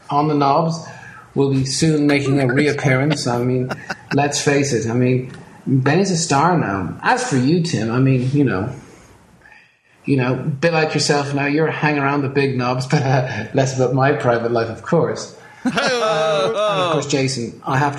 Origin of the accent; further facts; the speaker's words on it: Ireland; As an Irish person